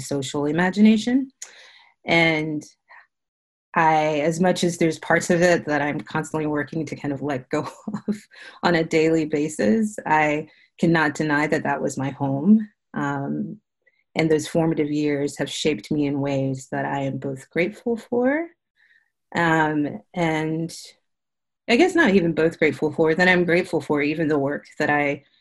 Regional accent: South Carolina, United States; moved away as an adult; now in Houston, United States; I grew up in South Carolina, a preacher's kid.

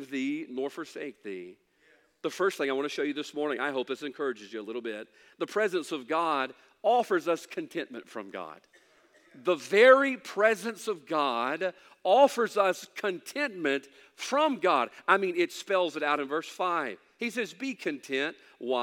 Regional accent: Mississippi, United States; I know we're from Mississippi

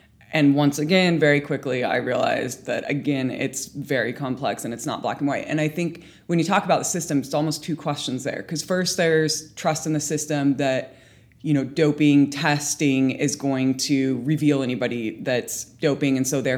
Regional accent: United Kingdom; Do I go to UCAD because I'm a British athlete?

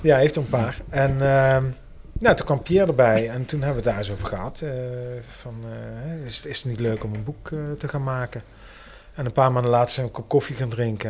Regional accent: Heerlen, Limburg, Netherlands; ik ben in Heerlijk geboren.

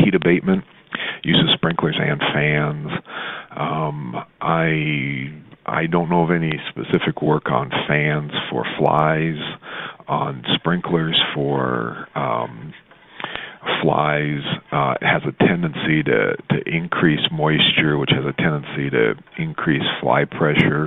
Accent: Southwest, United States; I grew up in the Southwest, and I was probably 20 before I lived in a house

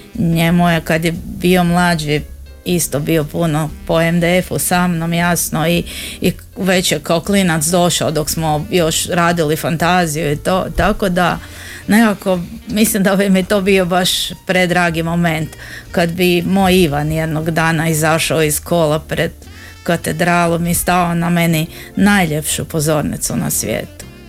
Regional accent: Zagreb, City of Zagreb, Croatia; kod nas u Zagrebu

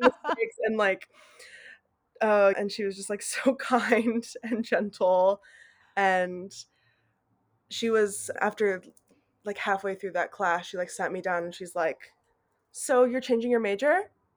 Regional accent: Fort Collins, Colorado, United States; moved away as an adult; now in Knoxville, United States; I grew up in Fort Collins, Colorado

